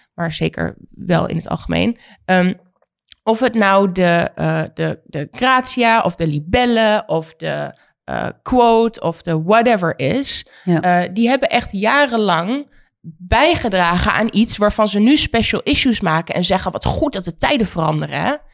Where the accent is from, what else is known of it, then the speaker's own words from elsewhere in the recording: Oldenzaal, Overijssel, Netherlands; Oldenzaal is waar ik vandaan kom